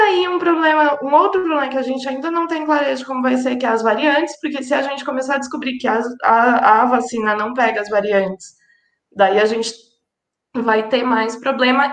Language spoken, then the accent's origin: Portuguese; São Paulo, Brazil; eu sou aqui de São Paulo